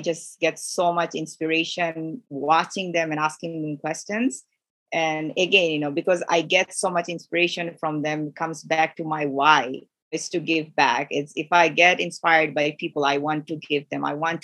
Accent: Bangladesh; also born or lived in Middle East; now in Canada; I'm from Bangladesh, grew up in Middle East, so I can relate to Middle Eastern people, people from Kuwait and Saudi Arabia, how they interact, their culture. My background is South Asia

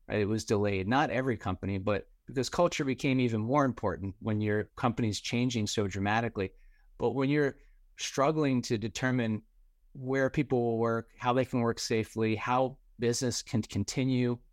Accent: New Jersey, United States; also born or lived in New York City / Florida; I grew up in New Jersey and spent most of my career in New York City

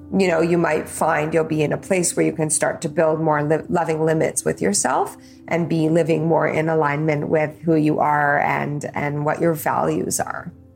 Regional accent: Calgary, Alberta, Canada; I was born in Calgary uh, to my mom, Karen, and my dad, Bernie

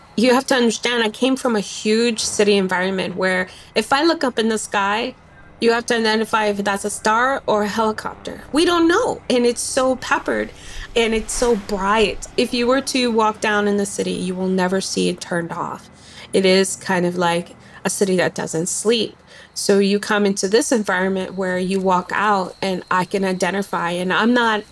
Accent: New York City, New York, United States; moved away as an adult; also born or lived in Fajardo, Puerto Rico / Florida; now in Alaska, United States; we migrated to New York City and started to live in the Bronx. Lived there

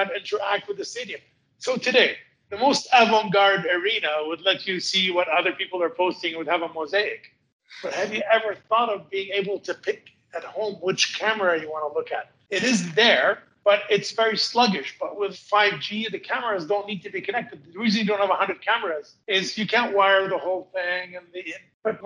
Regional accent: Montreal, Quebec, Canada; I'm from Montreal. We get 2 meters plus of snow a year

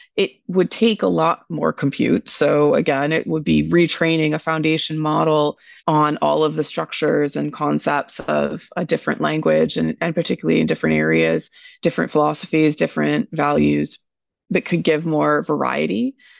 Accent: United States; as an American myself

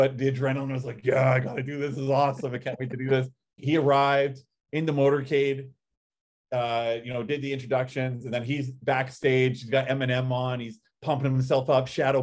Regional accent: Canada; I'm Canadian

